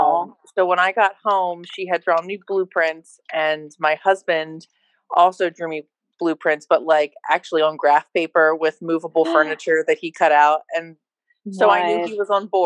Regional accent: Boyertown, Pennsylvania, United States; I'm from Boyertown

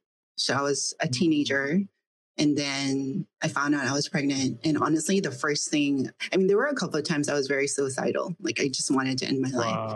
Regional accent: Philippines; also born or lived in India; now in United States; I was born in India, but I grew up in the Philippines.

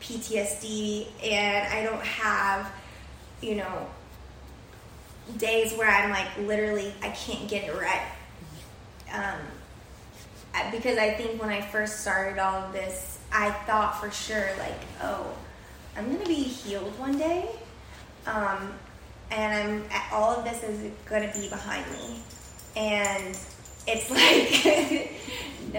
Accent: San Antonio, Texas, United States; moved away as an adult; now in Miami, United States; I am from San Antonio, Texas

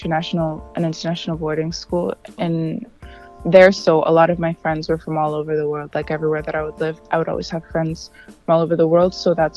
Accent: Yaoundé, Centre, Cameroon; born there; also born or lived in Bafut, Cameroon; Both my parents were born in an area called Bafut, Cameroon. It's a village in the English part, and I was born in Yaoundé, which is the French capital.

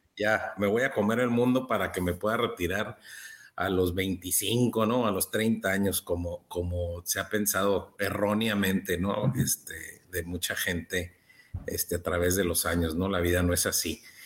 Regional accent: Baja California, Mexico; soy de Baja California, México

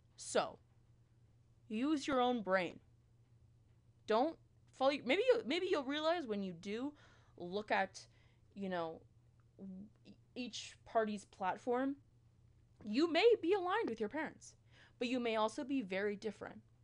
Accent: Peterborough, Ontario, Canada; now in London, Canada; I'm from Peterborough. I go to school in London, Ontario

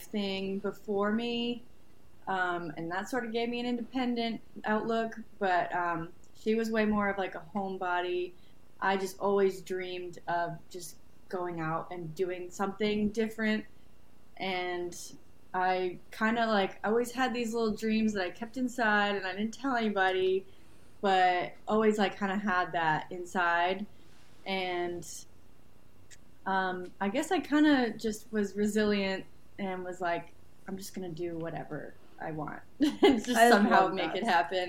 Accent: North Haven, Connecticut, United States; moved away as an adult; also born or lived in Rhode Island; now in Nashville, United States; I was born and raised in North Haven, Connecticut.

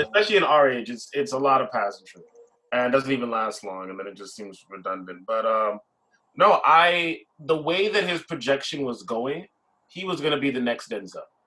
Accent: Brampton, Ontario, Canada; I grew up in Brampton my whole life

